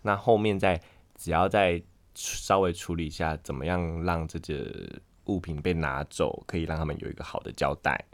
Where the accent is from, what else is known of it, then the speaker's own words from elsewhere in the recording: Pingtung County, Taiwan; moved away; 我屏东人